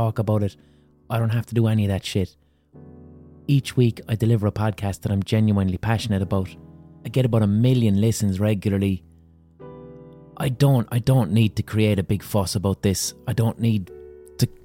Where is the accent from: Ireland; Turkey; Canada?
Ireland; Limerick, Munster; I'm just someone from Limerick